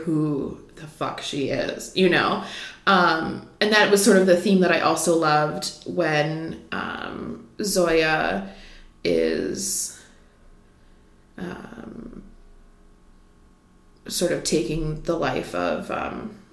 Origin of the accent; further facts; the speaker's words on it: Midwest, United States; I'm from the Midwest